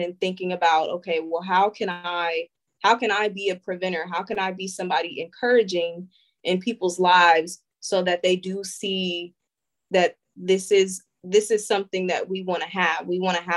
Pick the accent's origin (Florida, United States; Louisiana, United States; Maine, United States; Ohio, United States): Ohio, United States; Springfield; I'm from Springfield, Ohio